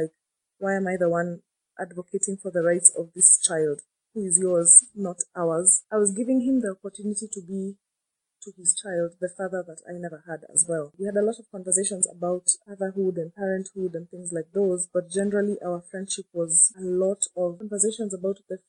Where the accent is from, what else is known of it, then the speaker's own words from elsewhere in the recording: Nairobi, Kenya; I'm from Nairobi, Kenya